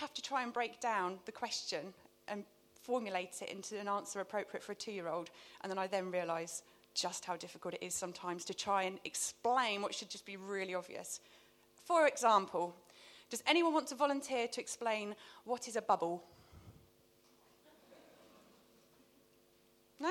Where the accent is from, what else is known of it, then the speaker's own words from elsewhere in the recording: Luton, East of England, United Kingdom; moved away; my hometown of Luton